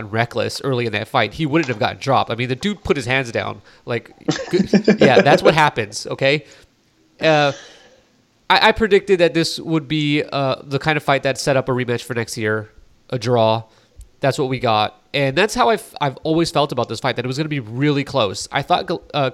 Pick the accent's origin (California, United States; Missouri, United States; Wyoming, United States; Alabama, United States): California, United States; I'm from California